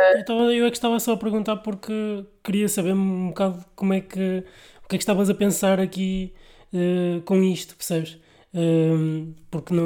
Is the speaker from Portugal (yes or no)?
yes; Vila Nova de Gaia, Norte, Portugal; Sou do Porto, de Gaia.